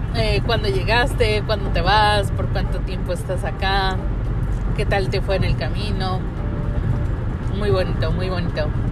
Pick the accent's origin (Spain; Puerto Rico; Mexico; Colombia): Mexico; moved away